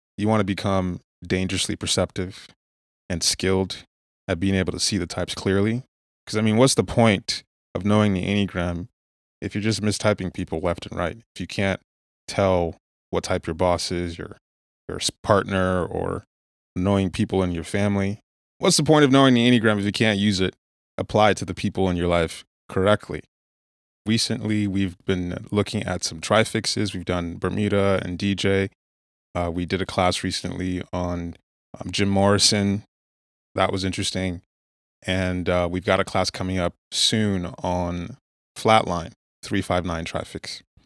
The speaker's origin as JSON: {"language": "English", "country": "Nigeria", "tie": "born or raised there", "moved": "yes", "lives_now": "United States", "said": "growing up in Nigeria"}